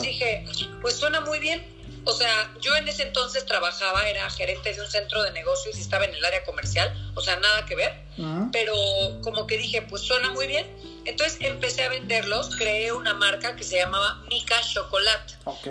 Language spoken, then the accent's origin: Spanish; Mexico; yo también soy mexicano